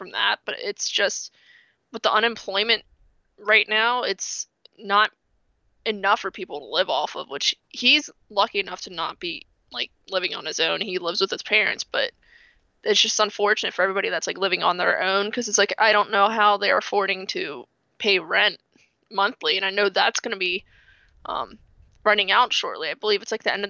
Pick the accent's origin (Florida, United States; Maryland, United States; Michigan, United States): Maryland, United States; I'm from Maryland, not from Baltimore, but I'm like an hour outside of Baltimore